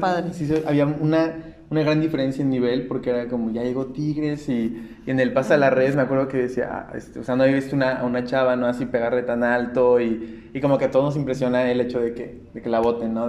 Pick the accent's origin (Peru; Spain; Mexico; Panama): Mexico; Puebla; yo soy de Puebla